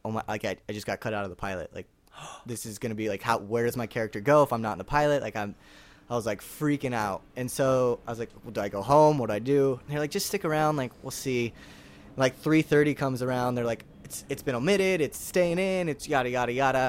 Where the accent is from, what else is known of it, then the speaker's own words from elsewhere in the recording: Orinda, California, United States; moved away as an adult; now in Los Angeles, United States; my family, we grew up in a small town called Orinda, which is just twenty minutes outside of San Francisco